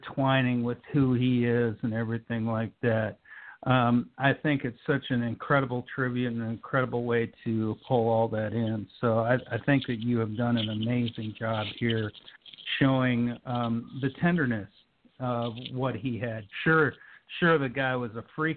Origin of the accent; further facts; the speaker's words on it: Minneapolis, Minnesota, United States; being from Minnesota, growing up in the Twin Cities.